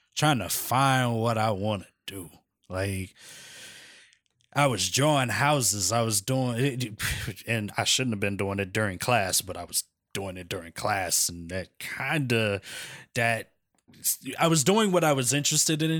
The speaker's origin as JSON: {"language": "English", "town": "Philadelphia", "region": "Pennsylvania", "country": "United States", "tie": "born or raised there", "said": "born and raised in Philadelphia, Pennsylvania"}